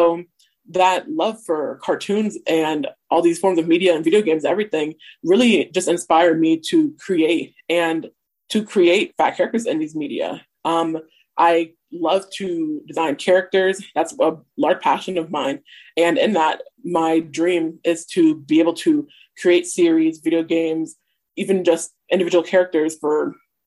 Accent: Omaha, Nebraska, United States; I'm 23 years old, and I've born and raised in Omaha, Nebraska

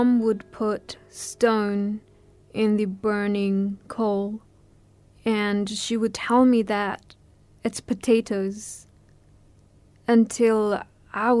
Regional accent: Nepal; moved away; I was born in February, a very cold winter month in Nepal. We lived in a refugee camp

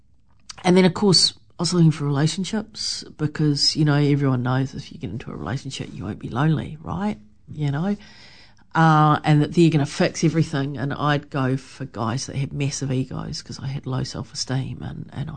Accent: Wellington, New Zealand; moved away as an adult; I came back to New Zealand and back to Wellington, my hometown.

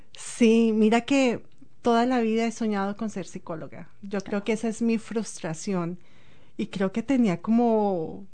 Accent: Colombia; moved away as an adult; also born or lived in Ecuador; now in New Zealand; desde que salí de Colombia, porque desafortunadamente dejé mis hijos

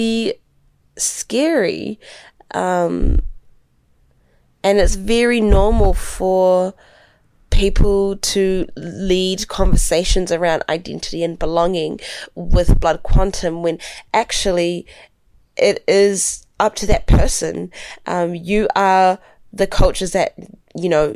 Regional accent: New Zealand; growing up in New Zealand

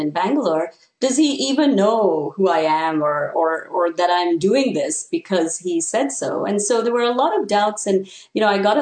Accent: Canada; moved away as an adult; now in United States; since I come from Canada, I was on a J-1 visa

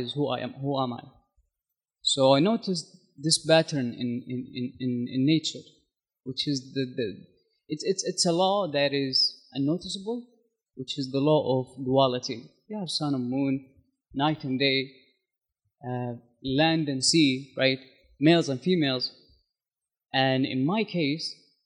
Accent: Saudi Arabia; moved away as an adult; also born or lived in United States; now in Christchurch, New Zealand; I'm from Saudi Arabia

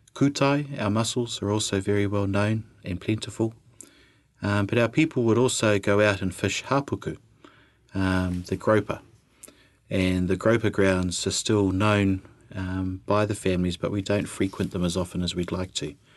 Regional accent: Christchurch, Canterbury, New Zealand; born or raised there; also born or lived in Australia / Koukourarata

